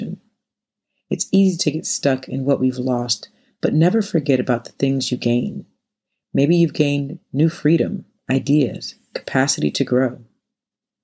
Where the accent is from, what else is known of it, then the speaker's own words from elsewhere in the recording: North Carolina, United States; now in New York City, United States; Growing up in North Carolina